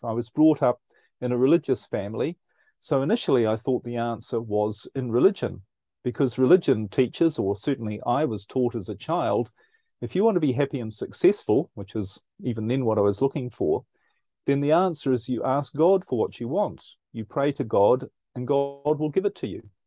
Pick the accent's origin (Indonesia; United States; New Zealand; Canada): New Zealand; now in Europe; I'm originally, as you might pick up from my accent, I'm originally from New Zealand, um, but currently I live in Europe